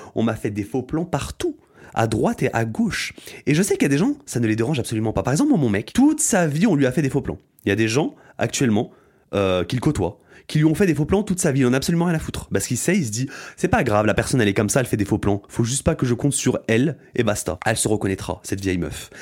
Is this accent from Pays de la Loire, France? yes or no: no; Aube, Champagne-Ardenne, Grand Est, France; moved away as an adult; now in Paris, France; quand je revenais dans mon bled, dans mon bled qui est euh, dans l'Aube, Champagne-Ardenne représente la Champagne-Ardenne en fait. Bah, je revoyais mes amis d'enfance